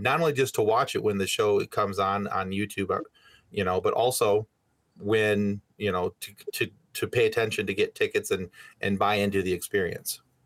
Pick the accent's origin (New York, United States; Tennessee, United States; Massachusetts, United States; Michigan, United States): Michigan, United States; we're from Michigan